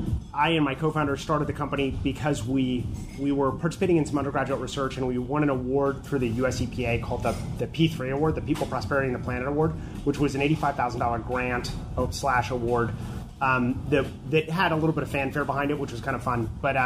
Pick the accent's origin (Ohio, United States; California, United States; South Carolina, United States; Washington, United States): California, United States; what we thought was, well, we're from California.